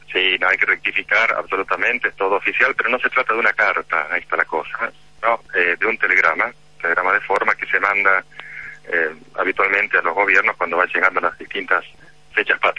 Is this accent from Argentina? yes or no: yes; Argentina; now in Vatican City